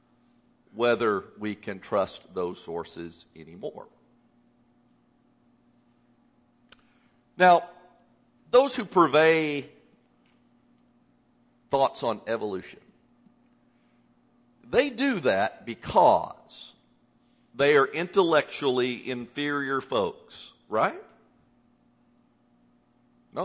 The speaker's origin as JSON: {"language": "English", "region": "Indiana", "country": "United States", "tie": "born or raised there", "moved": "as an adult", "lives_now": "Texas, United States", "said": "having grown up in Indiana."}